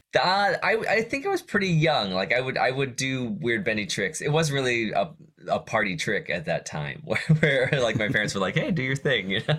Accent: Johnstown, Pennsylvania, United States; I grew up in Johnstown, Pennsylvania, li-, little town, uh, in western Pennsylvania

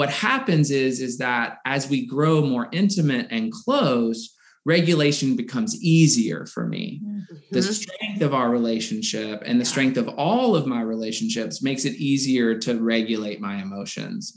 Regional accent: the South, United States; I grew up in the South.

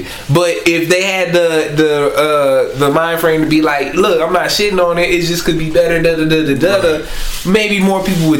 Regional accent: Philadelphia, Pennsylvania, United States; accent: northern accent; also born or lived in the South; I mean, I'm from Philadelphia, you know what I'm saying? And so, like, I have a northern accent in some instance, but then in some instance I use southern words, you know what I mean? So I was raised down here

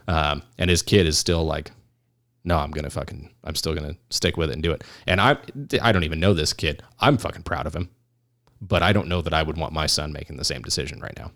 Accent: California, United States; now in Arizona, United States; we're all from California

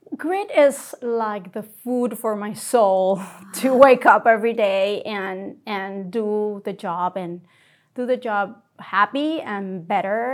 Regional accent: Puerto Rico; moved away as an adult; now in Rochester, United States; I'm from Puerto Rico. That's home for me. I trained there as a general surgeon

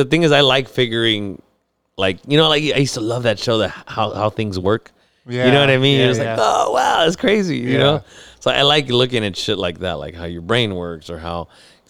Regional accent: Mexico; I'm Mexican, fool.

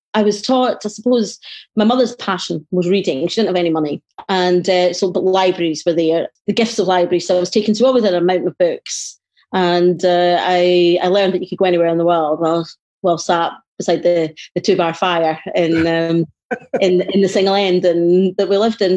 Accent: Glasgow, Scotland, United Kingdom; I certainly grew up in the late 60s, early 70s in a, a very, very poor poverty stricken

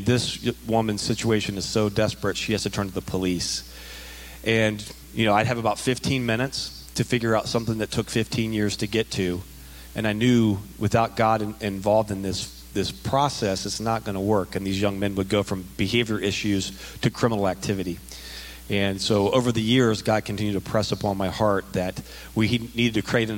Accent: Dayton, Ohio, United States; I was born and raised in the Dayton area.

